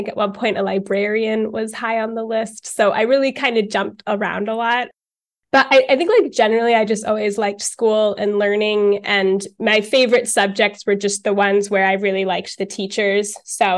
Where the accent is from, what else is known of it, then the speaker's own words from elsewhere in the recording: Highland Park, New Jersey, United States; moved away as an adult; also born or lived in United Kingdom; now in Denmark; I am born and raised in New Jersey on the East Coast of the United States. And I'm kind of from the middle of the state in a town called Highland Park